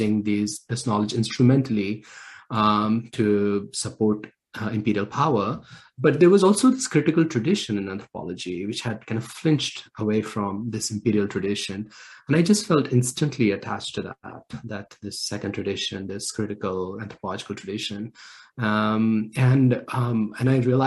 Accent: Anantnag, Jammu and Kashmir, India; I grew up in South Kashmir in a place called Islamabad.

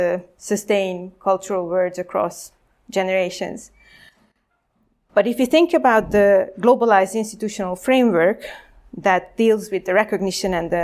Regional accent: Hungary; I am from Hungary, so it's a neighboring country of Ukraine, and I grew up in exactly with this post-Cold War transformation

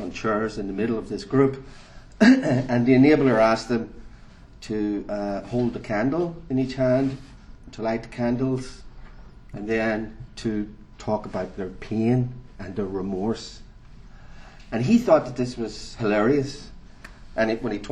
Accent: Northern Ireland, United Kingdom; moved away; since I'm from Northern Ireland, and for me it was part of the lived experience of growing up in a conflict area

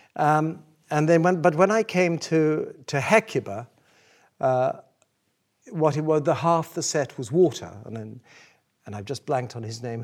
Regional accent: South Africa; moved away as an adult; I grew up in South Africa, I came to this country to be a painter.

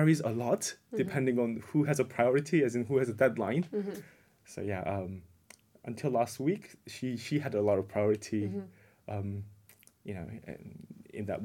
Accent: South Korea; moved away as an adult; now in United Kingdom; Oh, so I was in South Korea originally. But I've been living in the UK for the last 18 years.

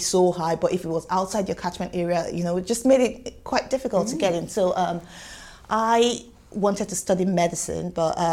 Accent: Nigeria; moved away as an adult; now in United Kingdom; you can probably tell from my accent, I did not grow up here. I'm not from here, and so I'm Nigerian by origin

